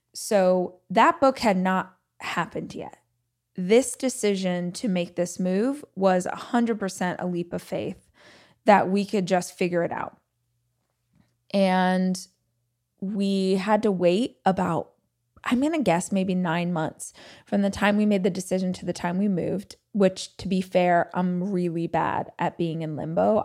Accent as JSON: {"language": "English", "town": "Bakersfield", "region": "California", "country": "United States", "tie": "born or raised there", "moved": "yes", "said": "I was born and raised in Southern California. very specifically, I was raised in a place called Bakersfield"}